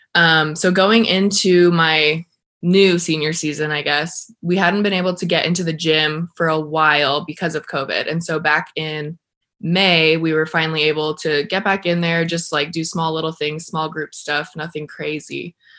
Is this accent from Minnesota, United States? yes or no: no; El Paso, Texas, United States; also born or lived in Arizona; I'm from El Paso, Texas